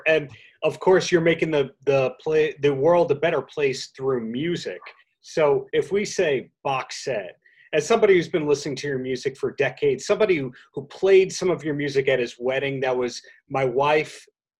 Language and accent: English; Long Island, New York, United States; Growing up on Long Island, living on Long Island